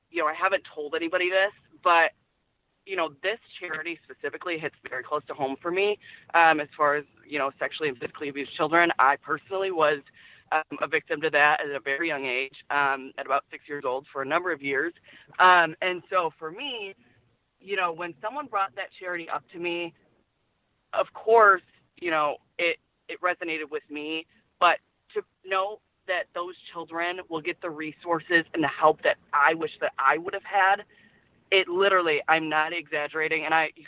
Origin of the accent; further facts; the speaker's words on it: Detroit, Michigan, United States; now in McKinney, United States; I'm actually from the Detroit area.